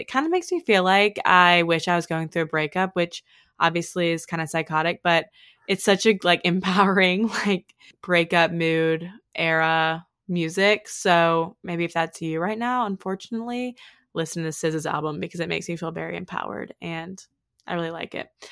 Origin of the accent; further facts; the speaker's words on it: Oxford, Mississippi, United States; growing up in Oxford, a place where people are really concerned with, like, how you look and how you're perceived